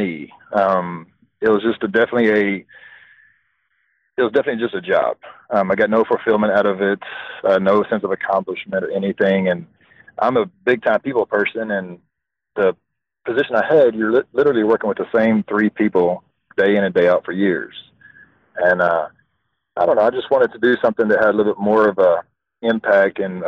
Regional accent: Baytown, Texas, United States; now in Katy, United States; Baytown, Texas.

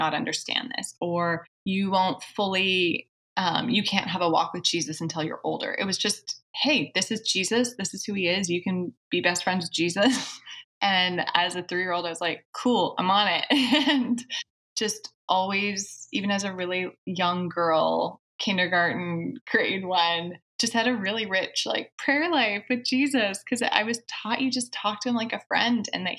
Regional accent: Saskatchewan, Canada; I actually grew up in Canada in a very small, well, it's not small, it's large, but it has a very small population

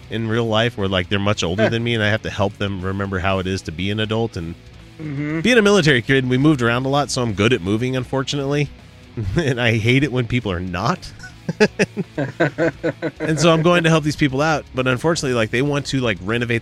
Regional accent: Utah, United States; we're from Utah.

